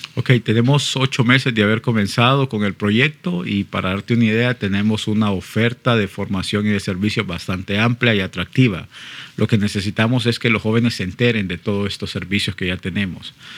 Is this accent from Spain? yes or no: no; Honduras; como hondureño